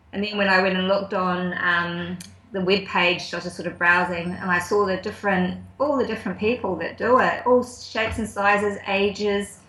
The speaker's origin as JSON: {"language": "English", "country": "New Zealand", "tie": "born or raised there", "also_born_or_lived": "Auckland / Wellington / Tuakau, Waikato", "said": "I grew up in Auckland and Wellington. I actually went to boarding school um, down in Wellington for a few years."}